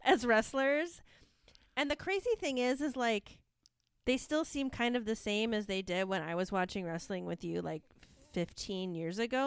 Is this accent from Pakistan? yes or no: no; Michigan, United States; Detroit, which is in my home state